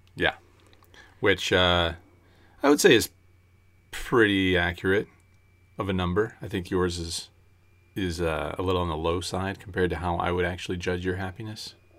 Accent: United States

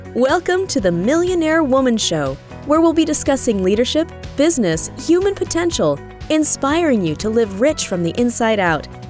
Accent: California, United States; also born or lived in New Mexico; I grew up in California. I was born and raised here.

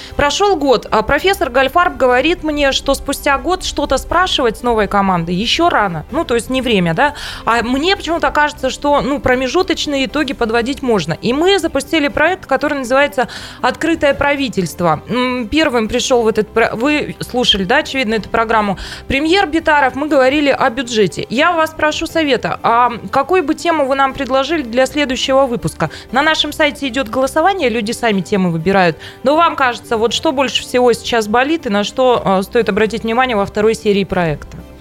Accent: Taishet, Irkutsk Oblast, Russia; поездка на мою малую родину. Тайшету привет

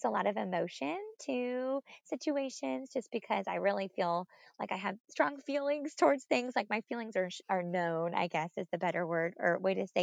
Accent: Lenexa, Kansas, United States; also born or lived in Olathe, Kansas; So I was born and raised in Kansas City. So my husband was too. So I've lived here my whole life.

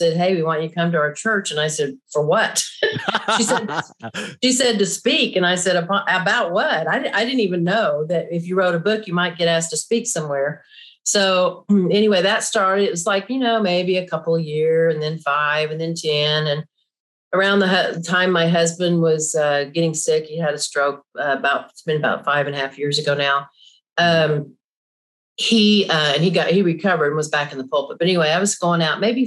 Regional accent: Oklahoma, United States; I grew up here in Oklahoma

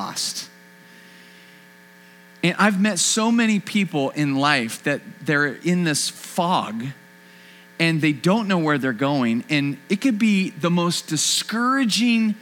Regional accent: Bakersfield, California, United States; I grew up in this town called Bakersfield

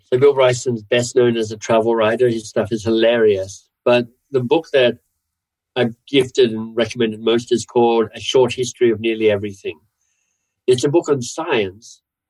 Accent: Canada; also born or lived in Australia; Partly I'm a Canadian, so I'm not even sure I get to kind of – Canadian/Australian.

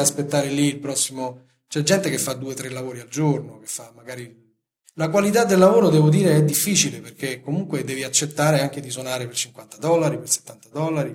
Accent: Italy; sono nato in Italia

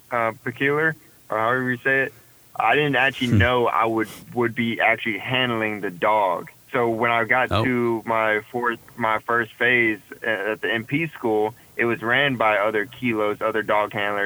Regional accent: San Antonio, Texas, United States; I'm from San Antonio, Texas

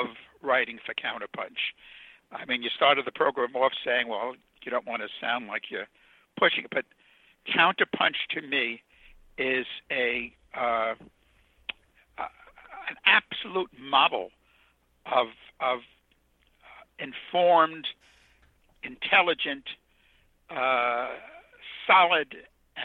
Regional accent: New York City, New York, United States; also born or lived in Ohio; I was a kid from Brooklyn

